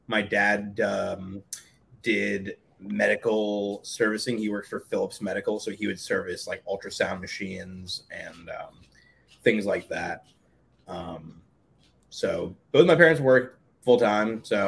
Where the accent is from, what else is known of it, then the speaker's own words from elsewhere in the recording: Hastings-on-Hudson, New York, United States; I grew up in a small town called Hastings, New York